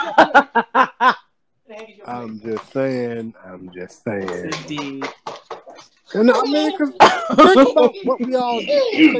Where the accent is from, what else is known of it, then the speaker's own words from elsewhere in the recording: St. Louis, Missouri, United States; I'm from St. Louis, Missouri. We are barbecue city